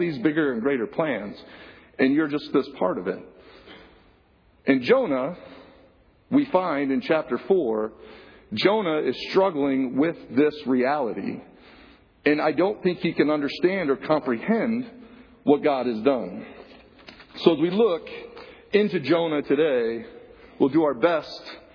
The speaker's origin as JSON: {"language": "English", "town": "Flint", "region": "Michigan", "country": "United States", "tie": "born or raised there", "said": "I grew up in Flint, Michigan, in a trailer park in Flint, Michigan"}